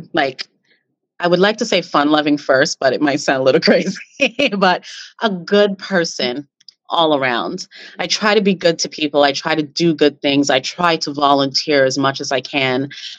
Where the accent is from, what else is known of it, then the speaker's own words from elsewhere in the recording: Canada; because, you know, we're Canadian.